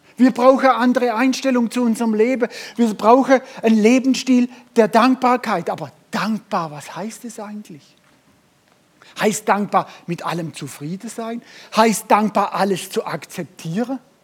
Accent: Germany; wir Deutsche

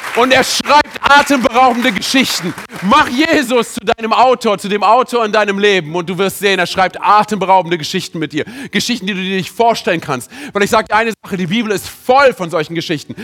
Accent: Berlin, Germany; ich bin im, in Berlin aufgewachsen

